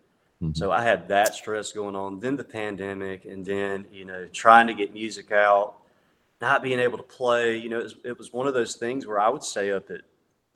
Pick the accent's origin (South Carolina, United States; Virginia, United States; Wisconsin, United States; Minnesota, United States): South Carolina, United States; Hartsville; now in Nashville, United States; I've kind of been back and forth between my hometown of Hartsville, South Carolina, and Nashville